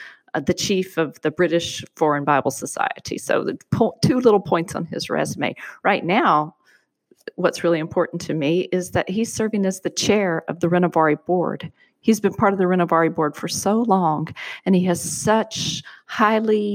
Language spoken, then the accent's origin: English; the American South, United States; also born or lived in Michigan; born and bred in the American South. Lived out of it for a while. Lived in Michigan for 7 years and chose to move back to the South